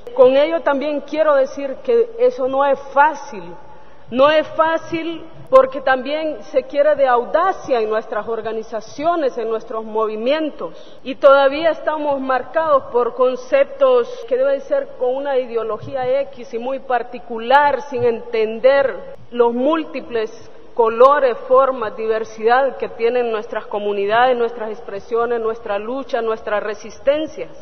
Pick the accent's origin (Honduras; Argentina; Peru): Honduras; Lenca territory, southwestern Honduras; Soy de la zona suroccidental de Honduras, territorio lenca